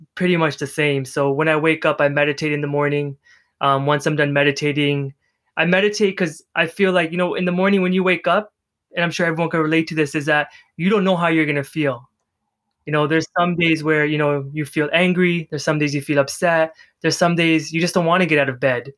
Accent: Canada; I'm from Canada

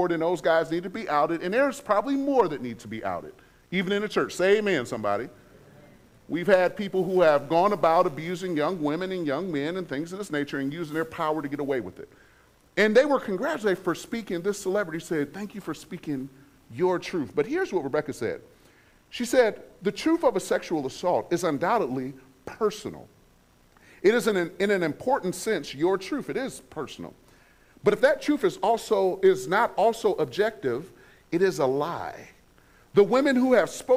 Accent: Detroit, Michigan, United States; I'm from Detroit. I was raised surrounded by Islam.

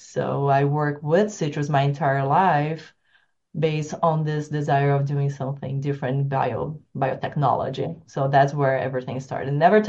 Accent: São Paulo, Brazil; English is a second language; My hometown's surrounded by sugar cane, fun enough.

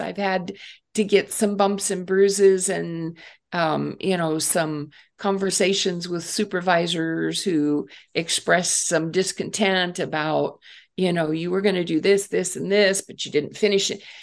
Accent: Northeast Ohio, United States; I grew up in Northeast Ohio

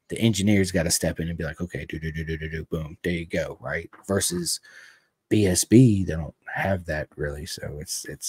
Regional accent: United States; I'm American. We're here in America.

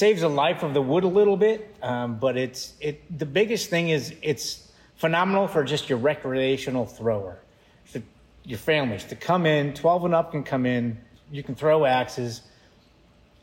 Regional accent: Bristol, Connecticut, United States; accent: New England; moved away; I was born and raised in Connecticut, Bristol, Connecticut

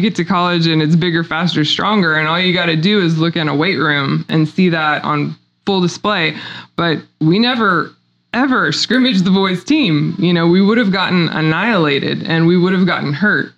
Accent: Republic, Missouri, United States; I'm a native Missourian. I grew up in Republic, Missouri, graduated there.

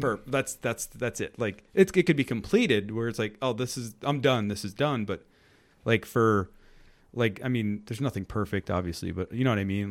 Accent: New York, United States; I grew up in New York

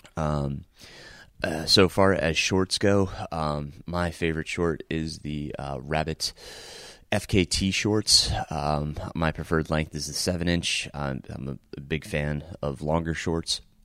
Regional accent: Middletown, New York, United States; moved away; I am recording from Middletown, New York, my hometown where I grew up

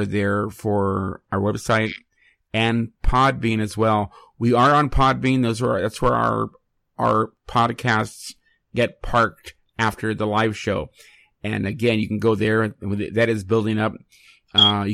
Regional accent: San Francisco, California, United States; also born or lived in Connecticut; I came to San Francisco from Connecticut when I was a year old. So really, California is all that I know. My high school I went to was a trade school

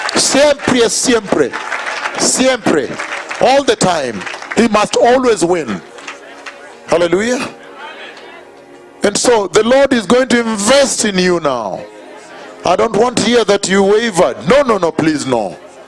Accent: Kenya; I am from Kenya, I have seen the latter revival that was promised in the Bible.

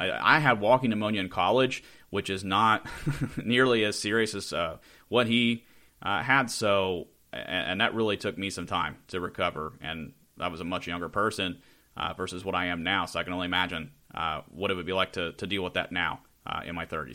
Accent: Charleston, West Virginia, United States; I am from the Charleston area, not Huntington

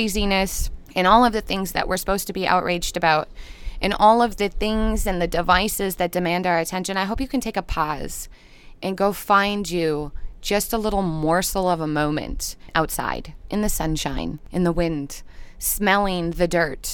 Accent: Minnesota, United States; I'm a Minnesotan girl. I know I have an accent

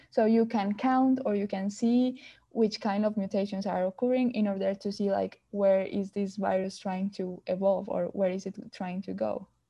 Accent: Colombia; moved away as an adult; I'm from Colombia

